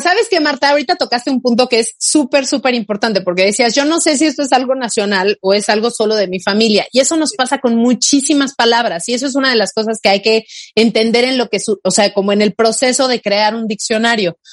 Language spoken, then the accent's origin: Spanish; Mexico; first language Spanish; somos de México